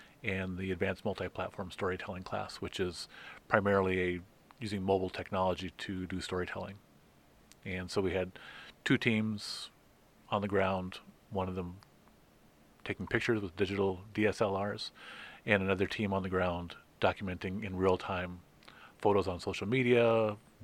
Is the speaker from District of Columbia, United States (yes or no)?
no; Brookings, South Dakota, United States; also born or lived in Ohio; I kind of consider Brookings my hometown, and I graduated from high school here